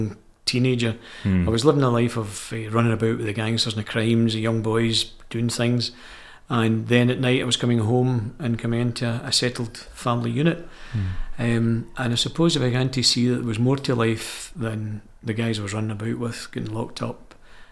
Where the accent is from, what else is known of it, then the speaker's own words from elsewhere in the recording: Glasgow, Scotland, United Kingdom; I was born and bred in the Gorbals in Glasgow